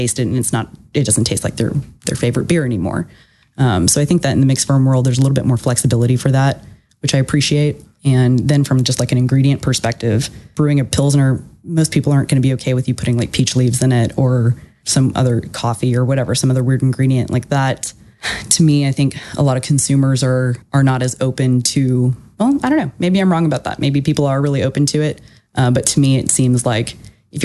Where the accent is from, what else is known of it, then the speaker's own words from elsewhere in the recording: Houston, Texas, United States; moved away as an adult; also born or lived in Austin, Texas; I was born and raised in Houston and then lived in Austin